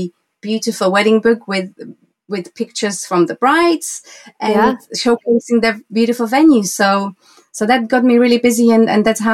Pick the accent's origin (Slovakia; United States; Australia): Slovakia; moved away as an adult; now in Windsor, United Kingdom; I was born in Slovakia, former Czechoslovakia, mm-hmm. and now I live in the UK. I live in Windsor, and my studio is in Bray